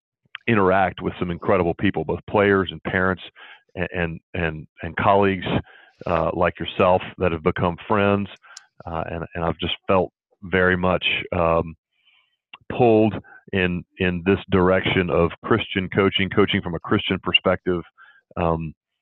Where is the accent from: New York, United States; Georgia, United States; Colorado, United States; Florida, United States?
Georgia, United States; Atlanta; I grew up in Atlanta and went to Westminster in Buckhead for high school